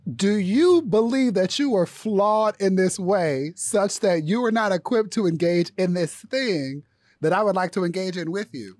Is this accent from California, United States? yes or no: yes; Inglewood, California, United States; I'm from Inglewood. I took a bus to school